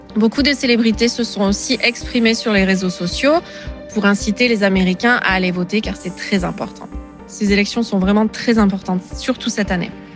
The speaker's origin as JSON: {"language": "French", "country": "France", "moved": "as an adult", "lives_now": "Atlanta, United States", "said": "Je suis française, je suis expatriée aux États-Unis depuis trois ans maintenant."}